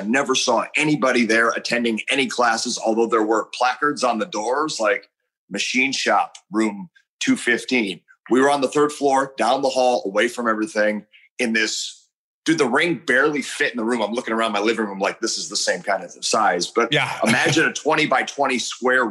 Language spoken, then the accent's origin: English; Chicago, Illinois, United States; I grew up in Chicago, so I was an AWA kid growing up